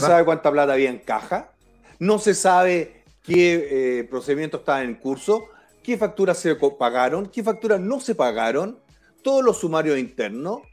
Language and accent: Spanish; Chile; como chileno